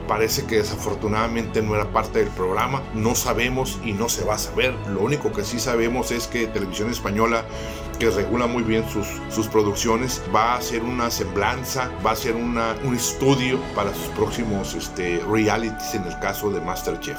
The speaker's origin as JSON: {"language": "Spanish", "town": "Tijuana", "region": "Baja California", "country": "Mexico", "said": "los que somos de Tijuana"}